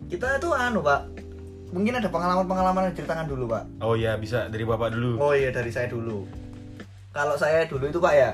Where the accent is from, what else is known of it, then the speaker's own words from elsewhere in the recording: Java, Indonesia; jadi kan kalau saya ini kan dari Jawa pak ya.